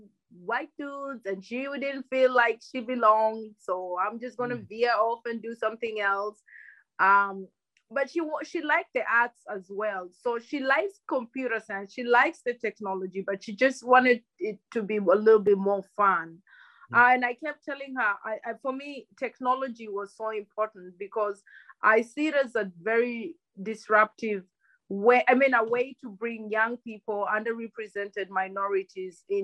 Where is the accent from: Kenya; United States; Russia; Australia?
Kenya; first language Luhya; English is a second language; moved away as an adult; also born or lived in Germany; So I grew up in Kenya. I spent 18 years of my life in Kenya, and at 18, I went to an exchange program to Germany.